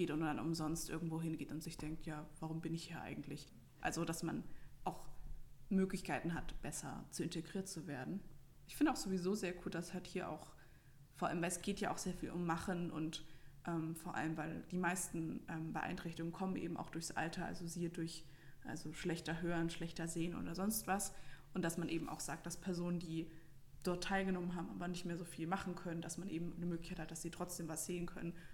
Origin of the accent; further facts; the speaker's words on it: Bavaria, Germany; Weil, also ich komme ja aus Franken, das heißt für mich, ähm, wenn ich jetzt irgendwie, keine Ahnung, eine, ein Fürther Haus sehe, dann, ah ja, das ist in der Nähe von mir.